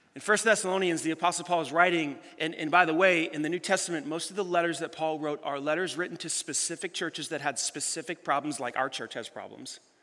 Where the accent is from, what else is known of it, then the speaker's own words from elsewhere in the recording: United States; we Americans